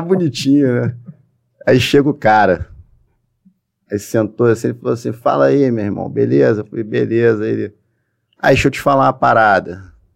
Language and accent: Portuguese; Niterói, Rio de Janeiro, Brazil; Eu, eu sou de Niterói.